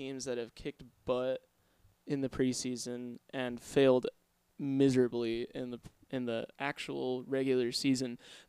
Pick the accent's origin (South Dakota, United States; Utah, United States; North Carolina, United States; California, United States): Utah, United States; we're from Utah